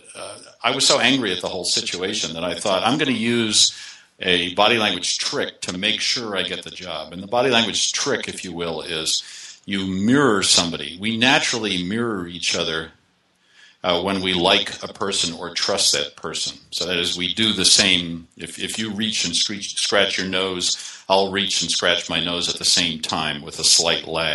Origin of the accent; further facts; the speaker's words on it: Boston, Massachusetts, United States; moved away; I grew up in the Boston area, but I've been living away for a long time